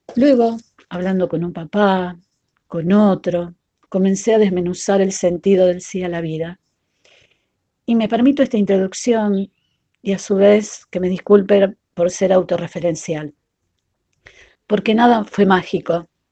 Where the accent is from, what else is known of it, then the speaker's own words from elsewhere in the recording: Rosario, Santa Fe, Argentina; mamá de Leonel, Noelia y Antonella, de la ciudad de Rosario, Argentina